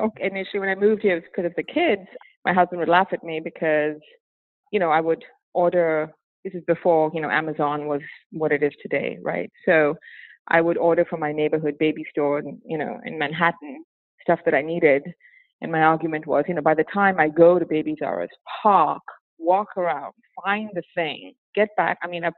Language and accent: English; Malaysia; also born or lived in Singapore / St. Martin / Madrid / New York City; now in Dallas, United States; So I am a almost 52-year-old Indian woman born and raised in Malaysia. I lived in a variety of different places in the world, including Malaysia, Singapore, St. Martin in the Caribbean, Madrid, Spain, New York City, and now Dallas, Texas